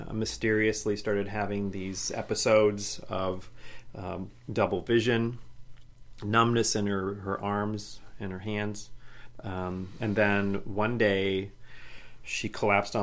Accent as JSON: {"language": "English", "region": "Midwest", "country": "United States", "tie": "born or raised there", "also_born_or_lived": "Portland", "moved": "yes", "said": "when you're growing up in the Midwest"}